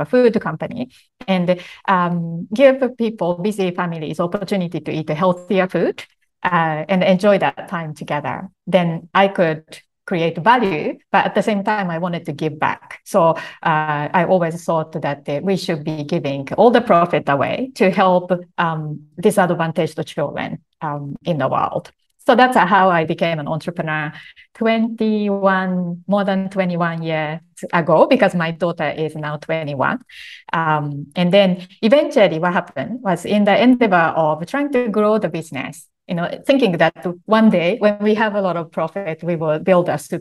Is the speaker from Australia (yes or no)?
no; Japan; my background growing up in Japan